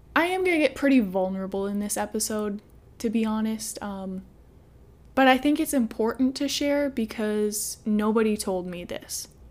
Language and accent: English; Midwest, United States; I'm from the Midwest